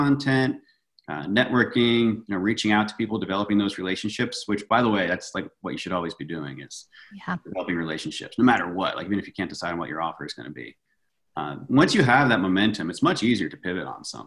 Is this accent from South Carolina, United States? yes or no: no; Virginia, United States; moved away as an adult; now in Los Angeles, United States; I grew up in Virginia and I moved out